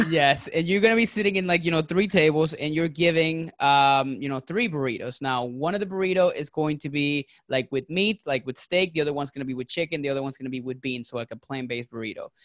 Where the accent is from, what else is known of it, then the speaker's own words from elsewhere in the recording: Venezuela; now in Tampa, United States; I'm originally from Venezuela